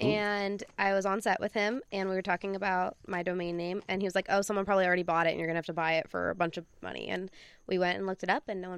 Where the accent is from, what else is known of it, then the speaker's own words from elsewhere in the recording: Sacramento, California, United States; now in Arizona, United States; I'm actually not from Arizona. I'm from Sacramento. I'm just there for the time being.